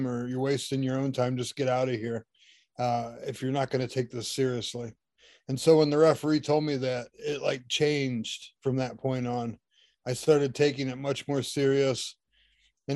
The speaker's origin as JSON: {"language": "English", "town": "Shelby", "region": "Ohio", "country": "United States", "tie": "born or raised there", "said": "Shelby, Ohio, a gym, and that was my hometown"}